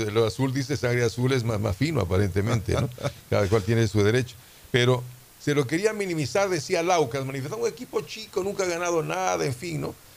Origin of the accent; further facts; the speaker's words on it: Quito, Pichincha, Ecuador; also born or lived in Riobamba; now in Guayaquil, Ecuador; a los seis años mi familia decide regresar a Quito